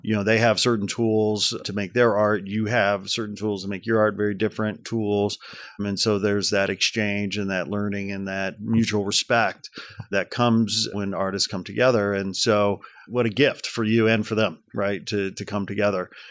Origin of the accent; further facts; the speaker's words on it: United States; as a American taxpayer